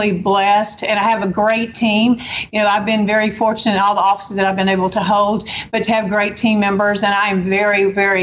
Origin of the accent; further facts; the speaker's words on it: Holly Springs, Mississippi, United States; also born or lived in Madison, Mississippi; now in Jackson metro area, United States; I was so blessed and so fortunate to grow up in Holly Springs, a small town